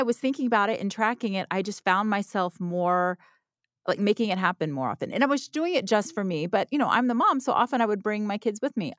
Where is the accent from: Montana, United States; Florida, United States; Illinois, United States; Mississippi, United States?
Florida, United States; Orlando; I grew up in Orlando